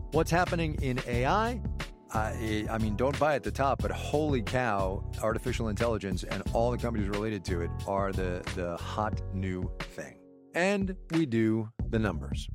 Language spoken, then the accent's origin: English; Jamaica; my childhood growing up in Jamaica